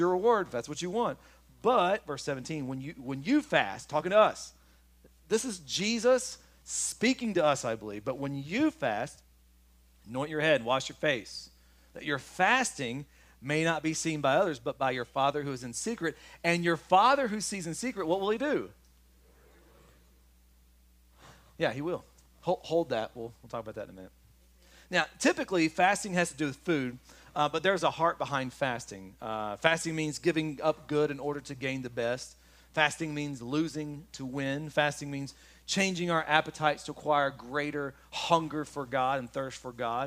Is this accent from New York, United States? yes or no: no; Kentucky, United States; I'm from Kentucky.